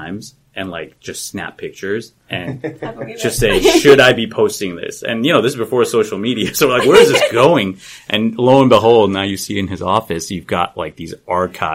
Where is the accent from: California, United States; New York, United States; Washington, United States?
California, United States; Los Angeles; I grew up in Southern California, up in Northridge, where the big earthquake was back in 94